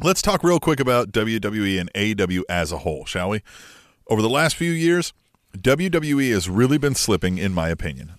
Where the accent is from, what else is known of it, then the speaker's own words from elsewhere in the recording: United States; We are American